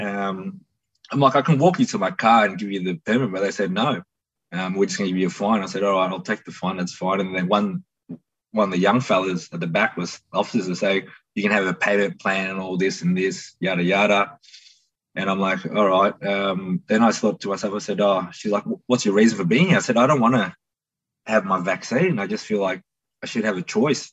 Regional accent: Melbourne, Victoria, Australia; I grew up somewhere down here

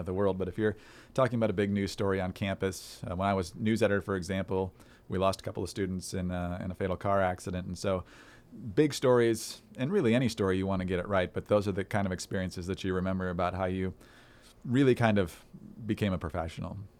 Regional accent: Upper Peninsula of Michigan, United States; when I was growing up in the Upper Peninsula of Michigan

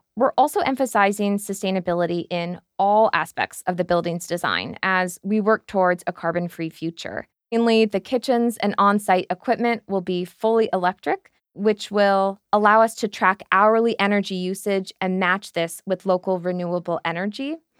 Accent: United States; moved away as an adult; also born or lived in New York; now in London, United Kingdom; I'm an American based here in London

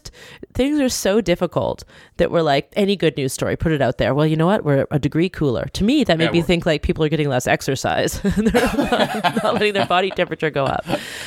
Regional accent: British Columbia, Canada; growing up in British Columbia with a smattering of hippies around, I feel like I was raised with the notion that we are bad in the environment.

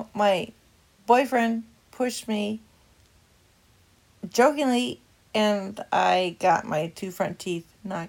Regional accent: Long Beach, California, United States; moved away; also born or lived in Cataldo, Idaho; I grew up in Long Beach, California, but then my parents, they wanted to move to Cataldo, Idaho.

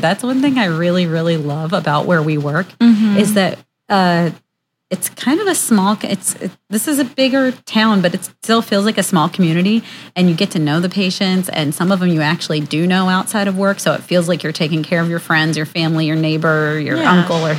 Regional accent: Virginia, United States; I'm from Virginia.

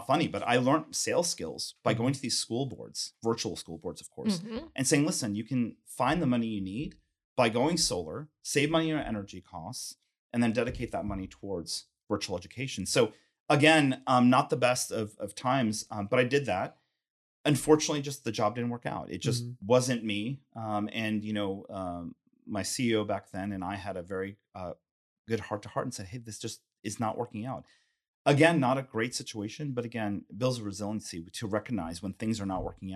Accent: Texas, United States; I think, you know, it almost ties back to being a Texan.

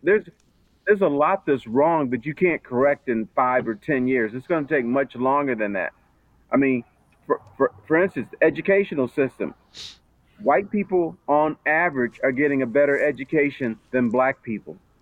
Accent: Detroit, Michigan, United States; I grew up in Detroit

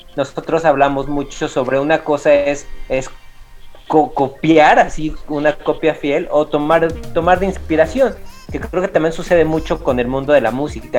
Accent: Mexico; como somos los mexicanos y de dónde venimos, pues nosotros venimos también de los, de los tianguis

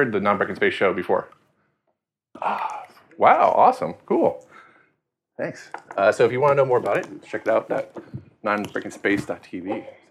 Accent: Tallahassee, Florida, United States; you know that's my hometown, and that's where I got started in web design.

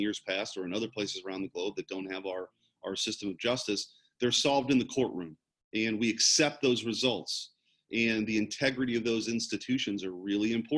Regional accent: St. Louis, Missouri, United States; I was the first person in my family growing up in North St. Louis County in a pretty blue collar background to go to college right out of high school

